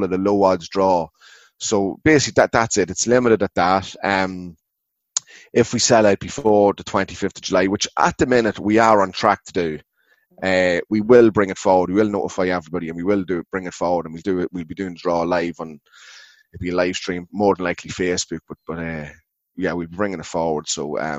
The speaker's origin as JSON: {"language": "English", "town": "Ardee", "region": "County Louth", "country": "Ireland", "said": "I'm from Ardee, Clawhead"}